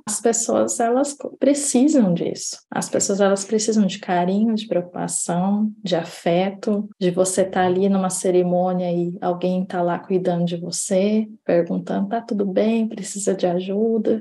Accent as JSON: {"language": "Portuguese", "town": "Indaiatuba", "region": "São Paulo", "country": "Brazil", "tie": "born or raised there", "moved": "yes", "said": "eu cheguei a fazer no Brasil, na minha cidade natal, em Dayatuba"}